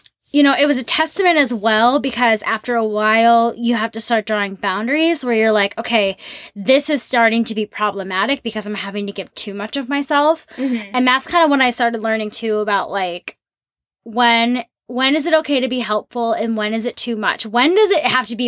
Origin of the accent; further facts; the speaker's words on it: St. Paul, Minnesota, United States; moved away; I'm from Minnesota. I'm from St. Paul. And love my hometown